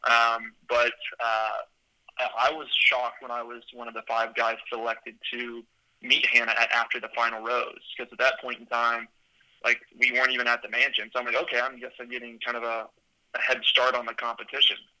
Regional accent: Houston, Texas, United States; also born or lived in Austin, Texas; I'm from Houston, Texas. Was born and raised there

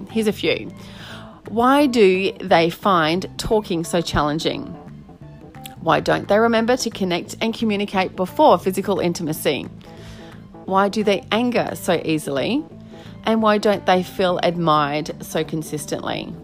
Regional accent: Australia; can't wait to delve into all these challenges of being an Aussie fella in relationship

